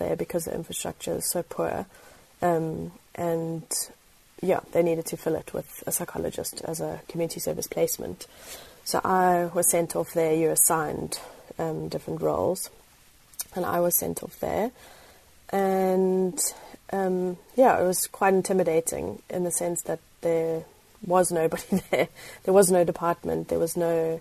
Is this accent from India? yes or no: no; east coast near Durban, KwaZulu-Natal, South Africa; moved away as an adult; also born or lived in Cape Town, South Africa; I grew up in South Africa on the east coast of the country, so closest to Durban